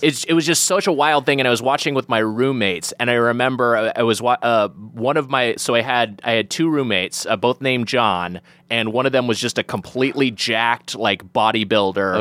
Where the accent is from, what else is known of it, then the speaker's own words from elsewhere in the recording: Lakewood, California, United States; also born or lived in Long Beach, California; a kid growing up in Lakewood